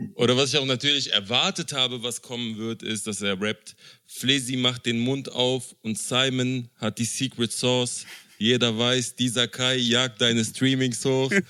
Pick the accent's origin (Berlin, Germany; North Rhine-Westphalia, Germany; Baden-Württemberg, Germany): Berlin, Germany; als ein Berliner Junge, der mit Hip-Hop aufgewachsen ist